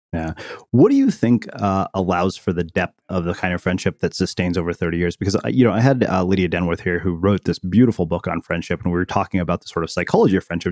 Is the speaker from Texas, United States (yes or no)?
yes; Texas, United States; I, I grew up in Texas as well